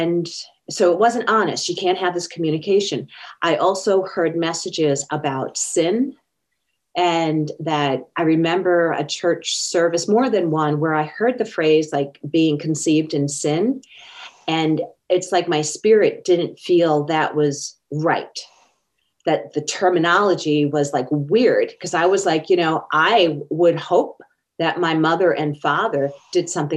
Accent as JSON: {"language": "English", "area": "Long Island", "region": "New York", "country": "United States", "tie": "born or raised there", "moved": "yes", "said": "I was raised back in New York, Long Island, New York"}